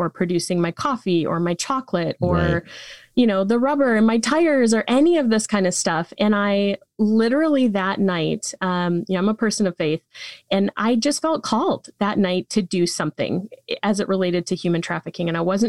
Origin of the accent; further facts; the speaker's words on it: Michigan, United States; I did. Yeah. Yep. I was born and raised here in Michigan and did my undergrad at Michigan State University.